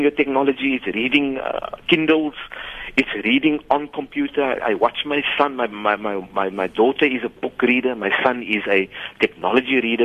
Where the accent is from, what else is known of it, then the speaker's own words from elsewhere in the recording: Cape Town, Western Cape, South Africa; when we grew up in Grassy Park